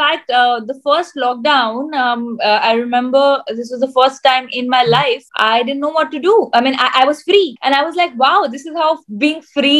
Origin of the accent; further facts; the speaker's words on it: India; And I think to me, being an Indian is the most proud thing.